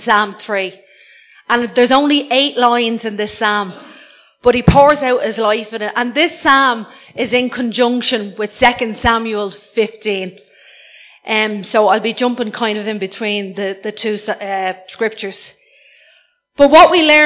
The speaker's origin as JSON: {"language": "English", "country": "Ireland", "said": "I'm Irish"}